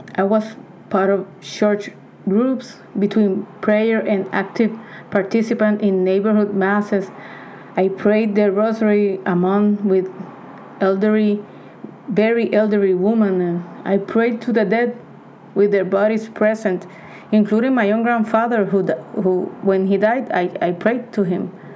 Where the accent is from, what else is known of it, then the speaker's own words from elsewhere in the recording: Puerto Rico; I am 40 years old, born and raised in Puerto Rico.